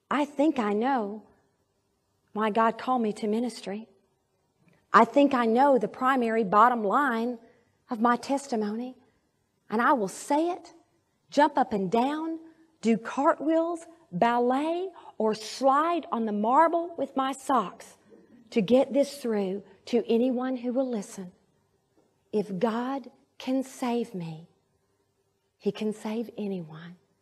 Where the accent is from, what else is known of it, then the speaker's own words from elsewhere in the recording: Arkadelphia, Arkansas, United States; moved away; my hometown in Arkadelphia